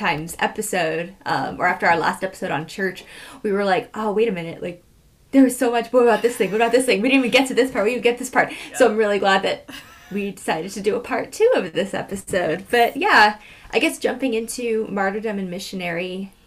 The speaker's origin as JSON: {"language": "English", "region": "California", "country": "United States", "tie": "born or raised there", "said": "growing up in California, you learned about the California missions"}